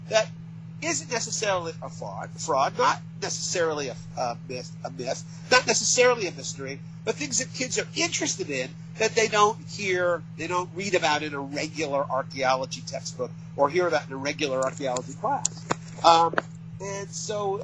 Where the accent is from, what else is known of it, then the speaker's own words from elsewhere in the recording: Connecticut, United States; I come from Connecticut. I'm here in Connecticut